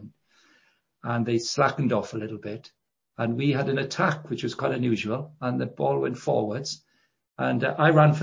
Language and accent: English; Llanelli, Wales, United Kingdom; I'm Welsh and I grew up in a town called Llanelli